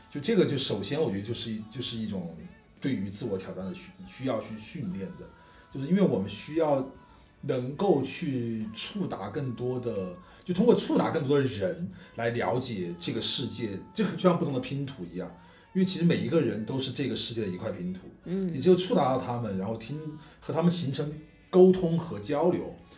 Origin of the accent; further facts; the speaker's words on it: Guizhou, China; moved away; 我来从贵州这种小，小城市来的